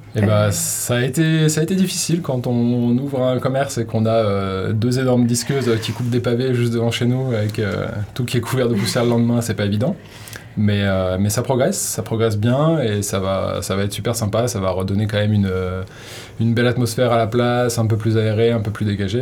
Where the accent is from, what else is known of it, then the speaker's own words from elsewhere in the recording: Haute-Savoie, Auvergne-Rhône-Alpes, France; now in Hossegor, France; je viens de juste à côté, là, pas très loin, un peu plus à l'est, en Haute-Savoie